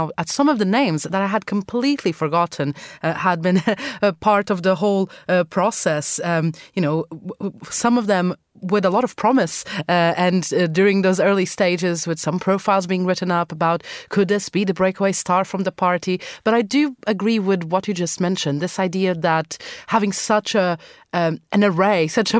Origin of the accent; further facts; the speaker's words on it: Madeira, Portugal; now in London, United Kingdom; go back to my home country of Portugal, to the island of Madeira, and spend some time with my family.